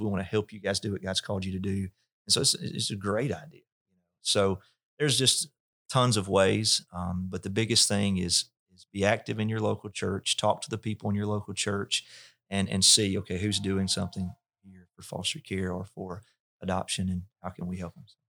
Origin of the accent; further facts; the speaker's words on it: North Mississippi, United States; I was raised in North Mississippi